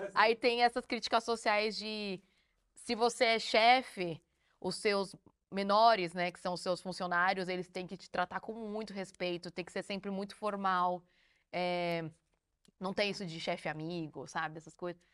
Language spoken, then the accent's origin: Portuguese; Brazil; now in South Korea; a gente é do Brasil